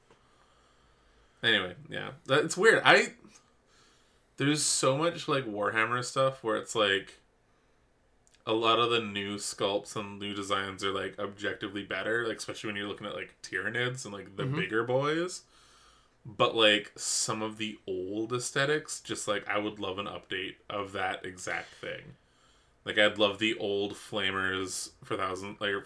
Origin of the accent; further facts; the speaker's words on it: Canada; I'm Canadian.